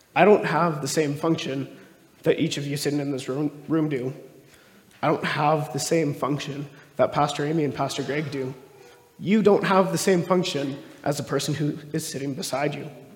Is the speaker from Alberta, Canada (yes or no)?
yes; Stony Plain, Alberta, Canada; also born or lived in Calgary; I grew up mostly in Stony Plain. So, it's just outside of Edmonton there.